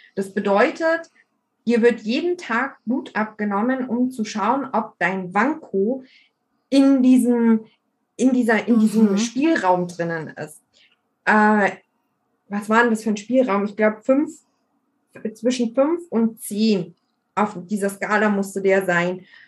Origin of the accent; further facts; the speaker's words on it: Bavaria, Germany; bei uns in Bayern